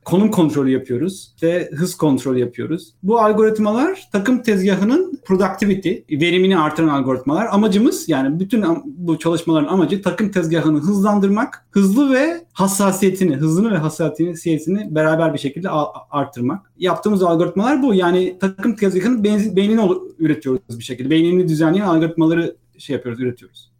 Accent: İzmir, Turkey; moved away as an adult; also born or lived in Istanbul, Turkey / Vancouver, Canada; Ben İzmirliyim aslında. 1980 İzmir doğumluyum

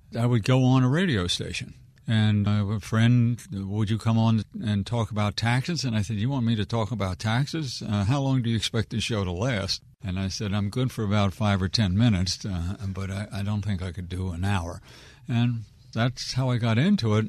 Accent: Wheaton, Maryland, United States; I'm a born and raised Wheaton kid

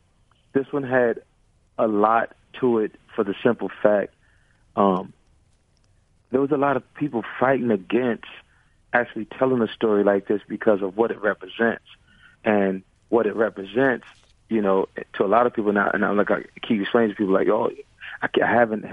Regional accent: Chicago, Illinois, United States; I'm from Chicago originally.

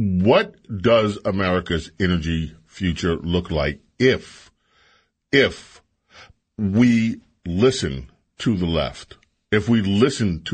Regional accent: New York, United States; I grew up in New York

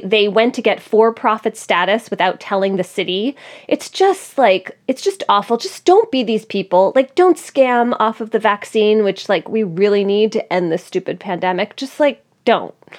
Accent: Philadelphia, Pennsylvania, United States; now in New Haven, United States; Philadelphia, my hometown

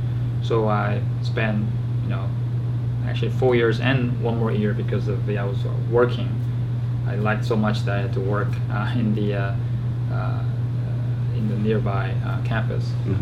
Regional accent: Georgia, United States; So I grew up in Georgia once I moved here.

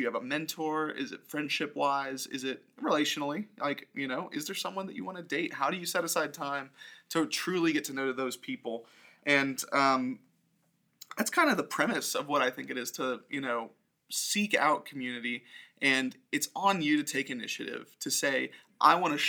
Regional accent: Orlando, Florida, United States; growing up in Orlando, yeah, like, I have community here

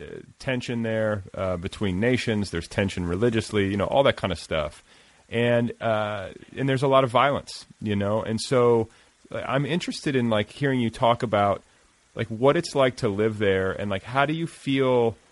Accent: the North, United States; my family comes from the South, so like my family's from the southern part of the United States, and then I was raised in the North, like that's where I was born.

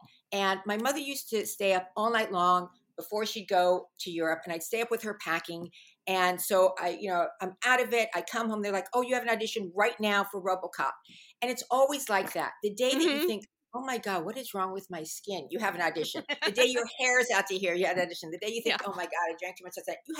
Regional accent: Fairfax, United States; I grew up in Fairfax, and everyone from Fairfax, they thought they were from New York.

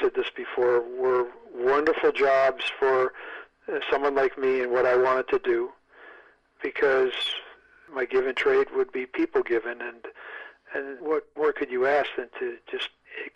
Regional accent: United States; I'm an American.

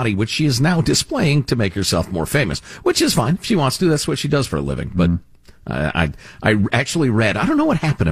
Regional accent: right outside Chicago, Illinois, United States; moved away; I grew up in Illinois, right outside Chicago, and consider Chicagoland my home, though I haven't lived there for a very, very long time

